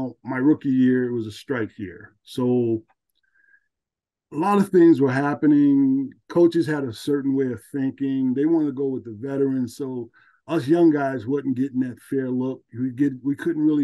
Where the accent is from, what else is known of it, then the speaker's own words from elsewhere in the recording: New Jersey, United States; moved away; I'm from New Jersey.